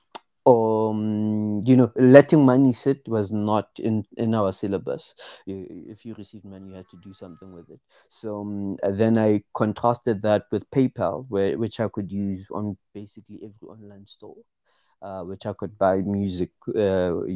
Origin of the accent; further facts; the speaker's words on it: Pretoria, Gauteng, South Africa; I'm from Pretoria, South Africa. And yeah, I grew up in Mamelodi.